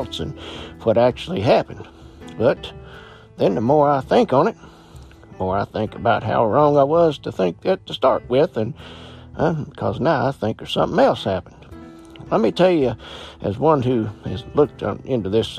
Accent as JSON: {"language": "English", "region": "Appalachian Mountains", "country": "United States", "tie": "born or raised there", "said": "being born and raised in the Appalachian Mountains"}